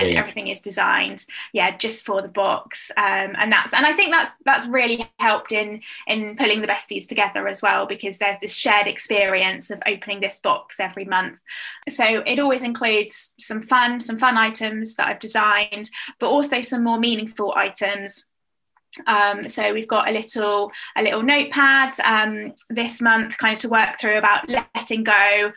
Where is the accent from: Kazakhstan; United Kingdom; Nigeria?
United Kingdom; I'm British as well